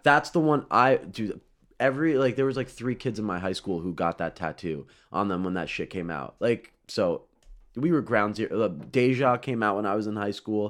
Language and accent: English; Florida, United States; I grew up in Florida